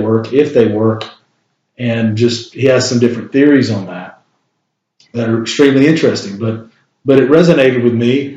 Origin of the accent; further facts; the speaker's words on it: Shelby, North Carolina, United States; I'm from Shelby, North Carolina.